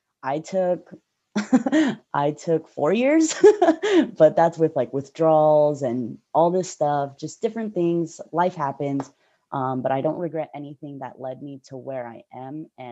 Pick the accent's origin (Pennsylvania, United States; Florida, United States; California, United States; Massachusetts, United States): California, United States; the Bay Area; I'm from the Bay Area.